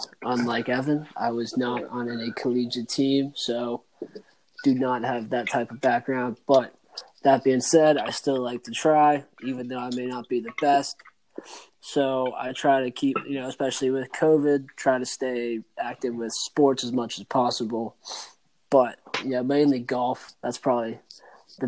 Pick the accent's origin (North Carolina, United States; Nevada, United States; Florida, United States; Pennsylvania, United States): North Carolina, United States; moved away as an adult; now in Washington, D.C., United States; I'm from North Carolina originally